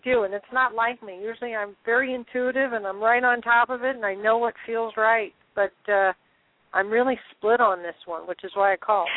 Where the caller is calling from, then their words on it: San Francisco, California, United States; I'm calling from San Francisco, California.